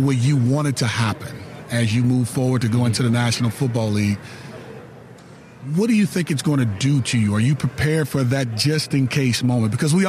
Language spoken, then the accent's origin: English; New Orleans, Louisiana, United States; He's from New Orleans.